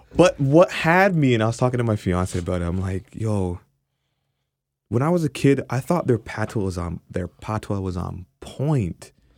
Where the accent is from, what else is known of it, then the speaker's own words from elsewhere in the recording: Canada; obviously an Afro-Canadian, Jamaican